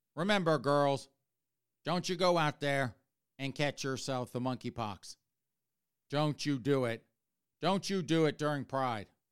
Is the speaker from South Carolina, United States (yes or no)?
yes; South Carolina, United States; born or raised there; also born or lived in New Jersey / Maryland; now in Massachusetts, United States